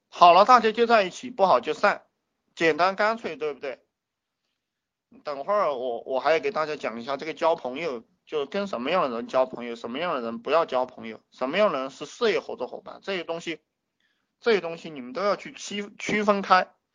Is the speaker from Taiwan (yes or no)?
no; China; 我们中国人干的